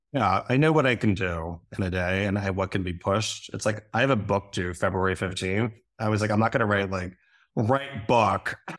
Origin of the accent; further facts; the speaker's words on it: Reading, Pennsylvania, United States; my hometown of Reading, Pennsylvania.